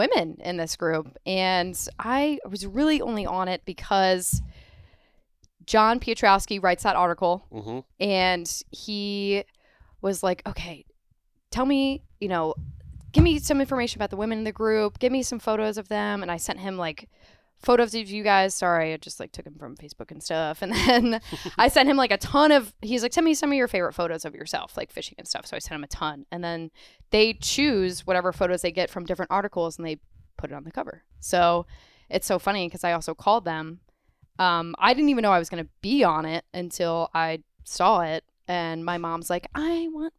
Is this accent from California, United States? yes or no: no; Annapolis, Maryland, United States; now in Florida, United States; I am from Annapolis. I grew up on boats